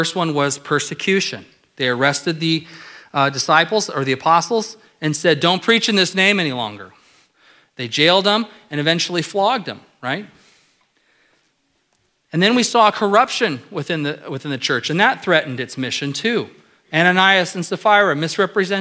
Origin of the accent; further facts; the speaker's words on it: Apple Valley, California, United States; I grew up in Southern California in the desert of Apple Valley.